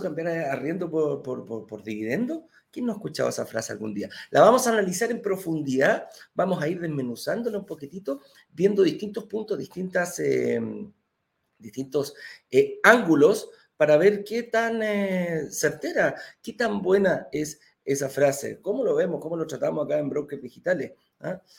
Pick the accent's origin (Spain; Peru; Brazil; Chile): Chile; Valparaíso; yo también de la quinta región